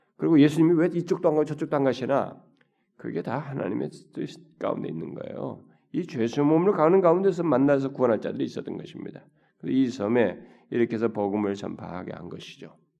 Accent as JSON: {"language": "Korean", "country": "South Korea", "said": "한국 사람이라니까"}